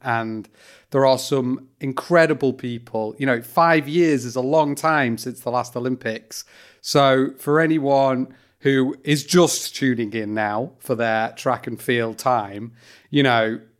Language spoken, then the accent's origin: English; United Kingdom; As a British person